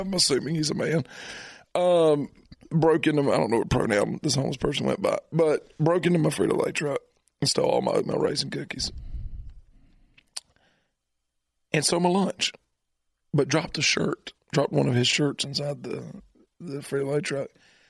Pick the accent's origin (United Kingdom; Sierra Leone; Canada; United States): United States; Appalachia; I'm just Appalachian.